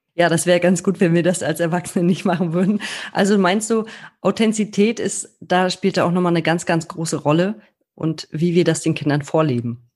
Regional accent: Germany

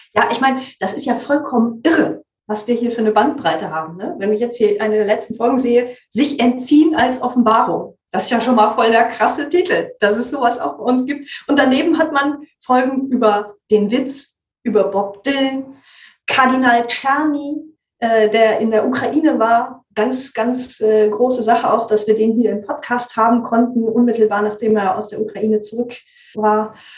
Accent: West Germany, Germany; Ich komme ja aus Westdeutschland

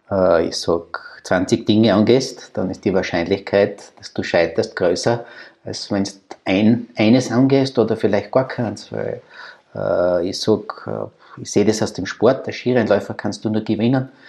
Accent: Austria; ich glaube, die Sympathien bei uns in Österreich, und das ist wirklich signifikant für Österreich

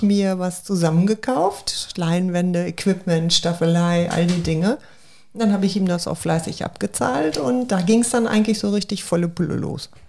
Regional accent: Hamm, North Rhine-Westphalia, Germany; ich komme ja gebürtig aus Hamm, aus ja. dem Ruhrgebiet.

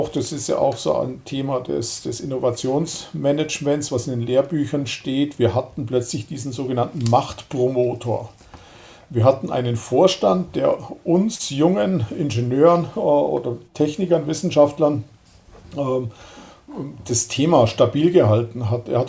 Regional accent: Lindau, Bavaria, Germany; Also ich bin ja aus Lindau, wohne in Lindau am Bodensee und das ist einfach schön.

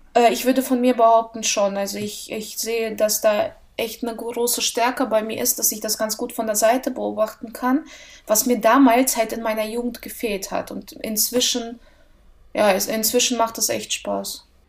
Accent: Russia; moved away; Ich bin in Russland geboren und dort habe ich auch angefangen, Tennis zu spielen

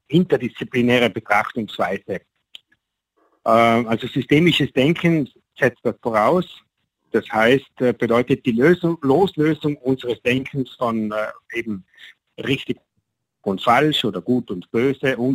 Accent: Sexten, Trentino-Alto Adige, Italy; komme aus Südtirol, also eigentlich gebürtig aus Sechsten, dort wo die drei Zinnen sind, das ist ein bekanntes Bergmassiv.

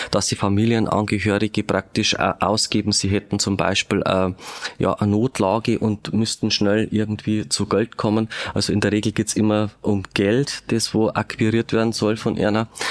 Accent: Regensburg, Bavaria, Germany; moved away; ich bin in Ringsburg geboren, habe zwar dann eine Zeit lang nicht mehr in Regensburg gewohnt

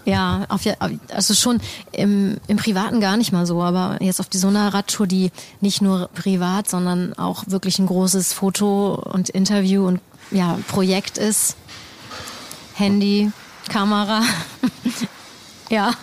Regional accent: Germany; hier im, im eigenen Land oder hier, wo ich aufgewachsen bin

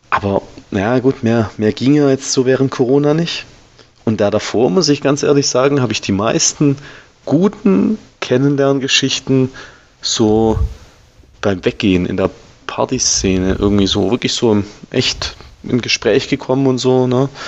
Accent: Baden-Württemberg, Germany; Also ich bin ja, bin ja Schwabe, ne? Die Schwaben sind ja nicht ganz zu Unrecht knausrig.

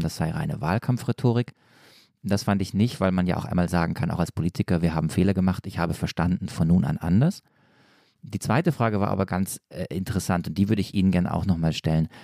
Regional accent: Stuttgart or near Stuttgart, Baden-Württemberg, Germany; accent: Swabian; ich komme eigentlich äh, aus Stuttgart oder aus der Nähe von Stuttgart

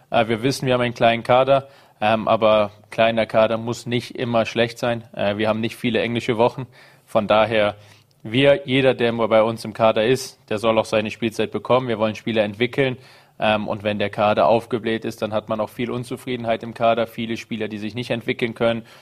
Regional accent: Düsseldorf, North Rhine-Westphalia, Germany; Ich komme aus Düsseldorf

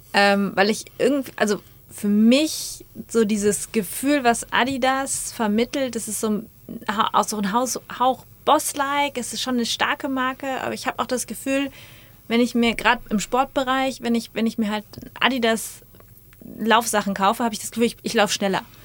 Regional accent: Münster, North Rhine-Westphalia, Germany; also born or lived in Wiesbaden / Frankfurt; now in Dortmund, Germany; komme ursprünglich aus Münster, mhm. also nicht ganz so weit weg, war allerdings die letzten 15 Jahre nicht in NRW

